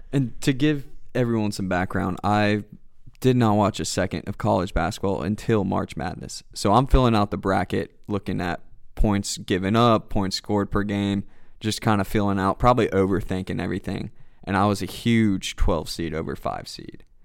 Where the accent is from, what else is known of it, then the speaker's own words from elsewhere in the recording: Canton, Georgia, United States; also born or lived in Cleveland, Ohio; I'm originally from Cleveland, Ohio. My whole family's from there, up in the northeast of Ohio. You know, everything's, uh, worked for. Nothing's given to ya. Um, m, lived there till I was about six. We moved down to Canton, Georgia, which is about thirty minutes north of Atlanta. So growing up, you know, Metro Atlanta